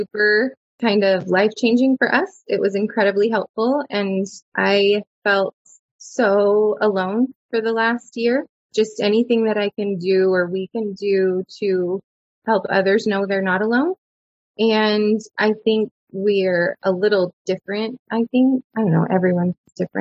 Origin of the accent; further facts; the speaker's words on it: Dallas, Texas, United States; I grew up in Dallas. Dallas area. I was born in Dallas